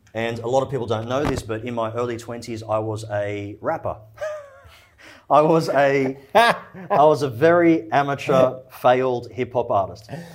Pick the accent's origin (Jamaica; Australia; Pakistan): Australia; also born or lived in Egypt; I was born in Egypt. Uh, my family's from Egypt. We immigrated to Australia when I was four years old